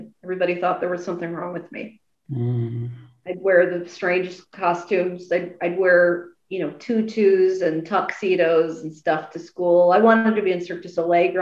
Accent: Nashville, Tennessee, United States; now in New York, United States; I moved to New York because I was born in New York, but then I moved to Nashville when I was 5

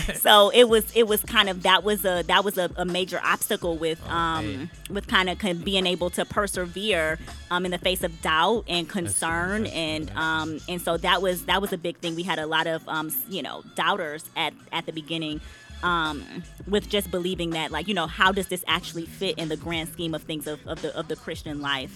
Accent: Detroit, Michigan, United States; moved away; also born or lived in DMV area; I'm from Detroit

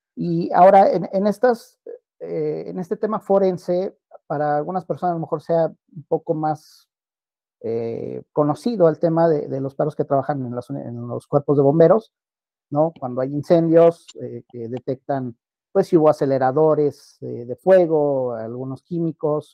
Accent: Mexico; Nosotros propiamente como mexicanos

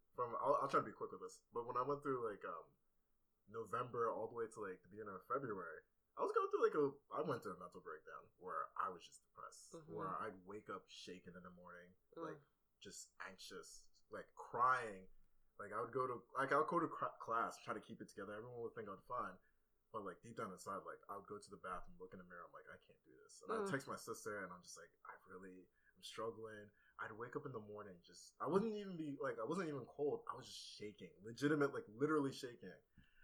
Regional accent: Nigeria; I'm Nigerian, so it's kind of like, it's like all the same thing, kind of.

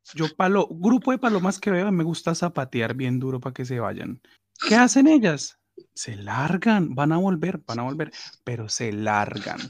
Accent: Cali, Valle del Cauca, Colombia; moved away; Para los que no saben cuál es mi ciudad, mi ciudad, mi ciudad es Cali

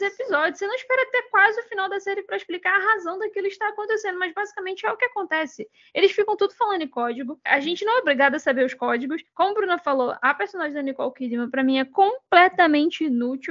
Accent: Brazil; como brasileiro

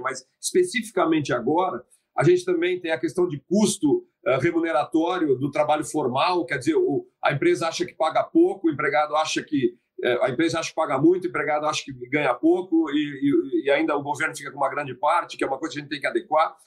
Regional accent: Santa Catarina, Brazil; minha terra natal, minha do ministro Alexandre Ramos, Santa Catarina

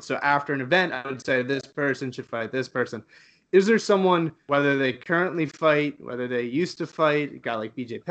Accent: Canada; I'm Canadian

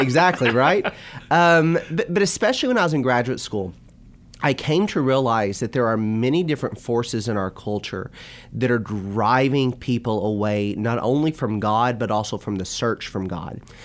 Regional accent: Bowling Green, Kentucky, United States; moved away as an adult; also born or lived in Florida / Purdue University, Indiana; now in Louisville, United States; I grew up in Bowling Green and born and raised in Bowling Green.

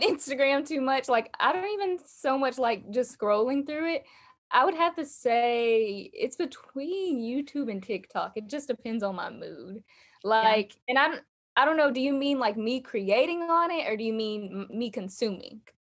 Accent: Alabama, United States; I'm from Alabama. You guys can probably hear that in my accent.

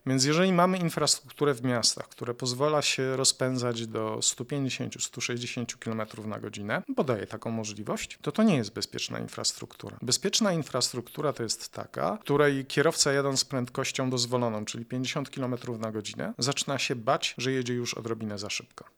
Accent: Jaworzno, Silesian Voivodeship, Poland; ja pochodzę z Jaworzna

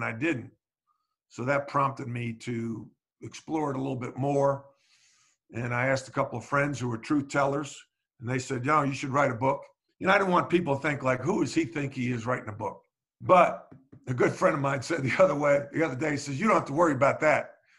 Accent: North Carolina, United States; stories about playing basketball growing up in North Carolina and a lot of the lessons I learned.

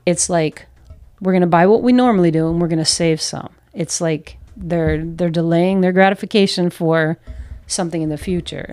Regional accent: United States; moved away as an adult; also born or lived in New York / Philadelphia; now in Peru; as American uh, North Americans

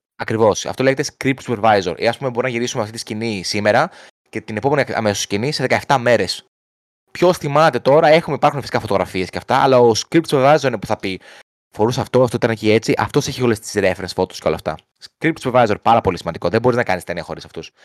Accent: Greece; από την Ελλάδα είμαι

